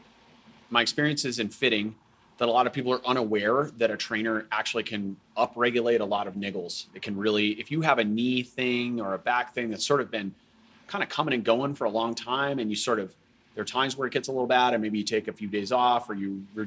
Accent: Boulder, Colorado, United States; I grew up in Boulder

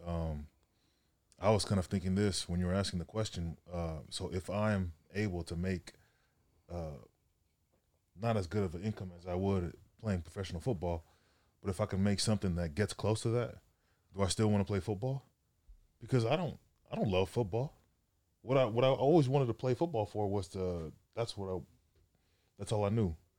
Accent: Sacramento, California, United States; moved away as an adult; also born or lived in Los Angeles; I'm from Sac, um, up north, six hours north from L A. um, played high school ball up there, Grant High School

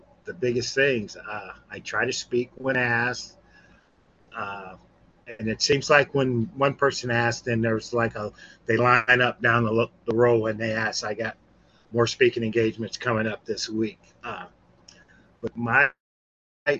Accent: Mississippi, United States; now in California, United States; I've been in California for 40 years. I'm from Mississippi

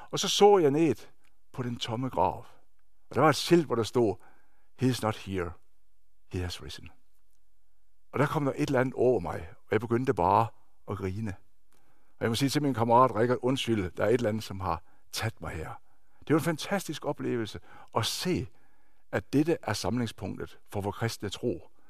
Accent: Denmark; now in Norway; Jeg er født og opvokset i Danmark og har de sidste 25, snart 26 år boet her i Norge. Jeg er norsk gift

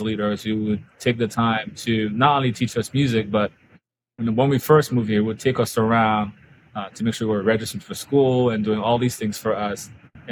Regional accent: Haiti; now in Florida, United States; growing up in Haiti

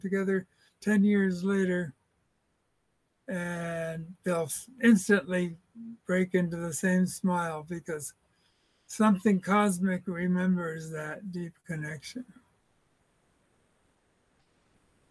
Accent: United States; me as an American

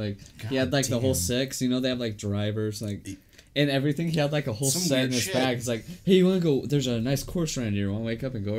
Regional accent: Utah, United States; You think I'm married because I'm from Utah?

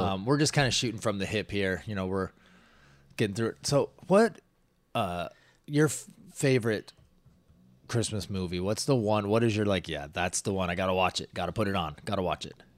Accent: Washington, United States; growing up in Washington. We lived in the foothills, so you would get snow.

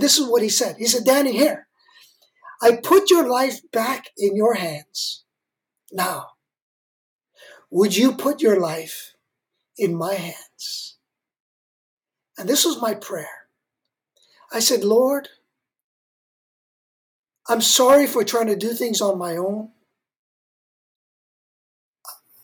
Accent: Hawaii, United States; moved away; Hawaii, where I grew up

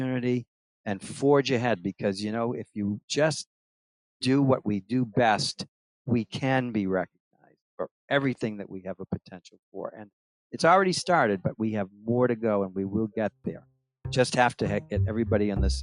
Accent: Massachusetts, United States; moved away as an adult; now in New Hampshire, United States; I actually left Massachusetts. Which I was born and raised there

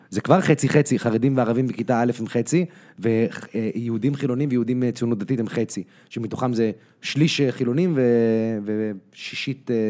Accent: United States; אני גדלתי בארצות הברית, למדתי בבית ספר אמריקאי, בפאבליק סקול היו איתי ילדים אה, יהודים, נוצרים, מוסלמים, שחורים, לבנים, הכל

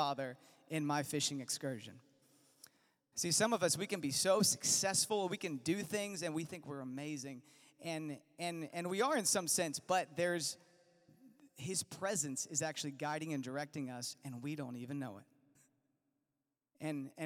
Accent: Virginia, United States; I'm from Virginia

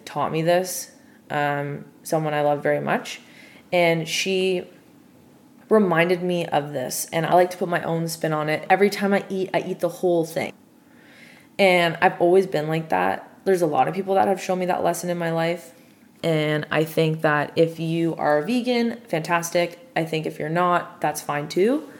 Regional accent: Toronto, Ontario, Canada; a Canadian from Toronto, born and bred

